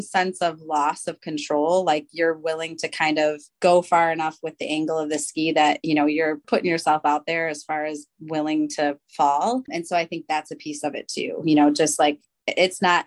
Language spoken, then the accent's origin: English; Port Huron, southern Michigan, United States; moved away as an adult; now in Zionsville, Indiana, United States; I was born in Port Huron, Michigan, which is, you know, right on the water.